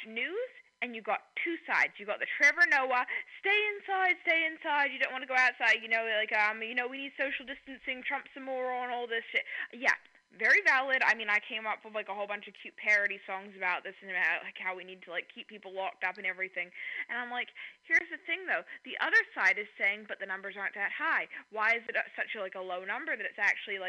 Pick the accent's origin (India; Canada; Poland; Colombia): Canada; I'm Canadian